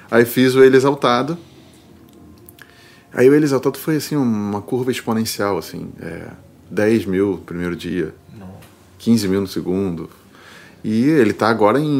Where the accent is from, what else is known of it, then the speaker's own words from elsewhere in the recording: Rio de Janeiro, Brazil; moved away as an adult; also born or lived in São Paulo; now in Porto Alegre, Brazil; Eu sou carioca, é.